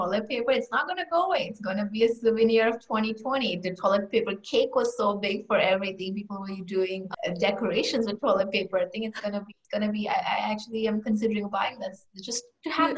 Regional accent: India; moved away; we're from India.

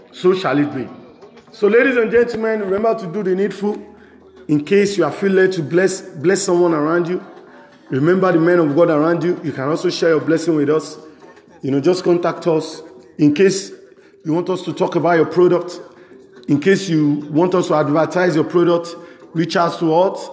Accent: Nigeria; I'm a Nigerian

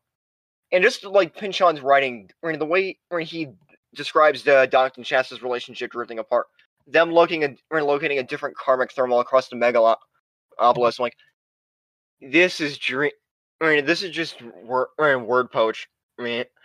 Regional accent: Las Vegas, Nevada, United States; my hometown of Las Vegas

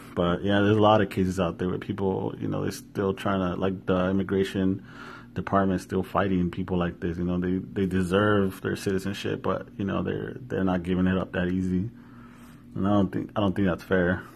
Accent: Yakima, Washington, United States; born or raised there

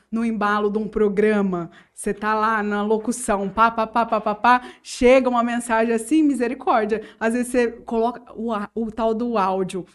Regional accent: Urânia, São Paulo, Brazil; Eu nasci em Urânia, inclusive na época que a Santa Casa realizava partos, então eu sou natural de Urânia

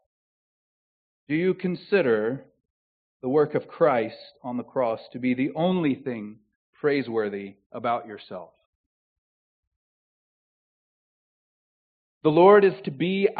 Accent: the South, United States; accent: southern; moved away; My southern accent

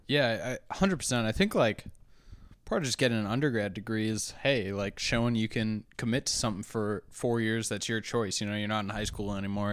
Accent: New Hampshire, United States; moved away; I also came from a, a, a small town, or, I mean, I'm from New Hampshire, too

